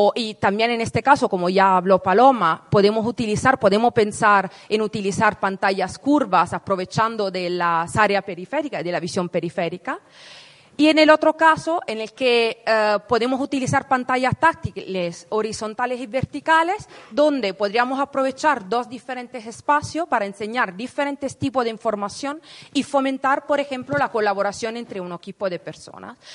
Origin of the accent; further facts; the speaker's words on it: Italy; Spanish is a second language; moved away as an adult; now in Madrid, Spain; yo soy italiana, me mudé hace 10 años aquí en Madrid para estudiar un máster en investigación.